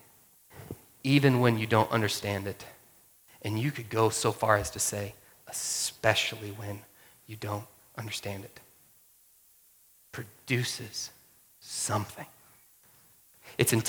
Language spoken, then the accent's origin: English; Georgia, United States; moved away; I grew up in Georgia